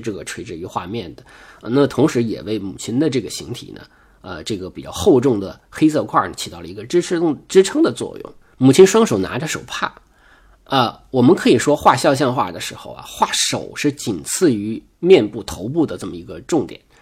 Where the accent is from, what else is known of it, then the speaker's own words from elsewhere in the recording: China; 我们中国人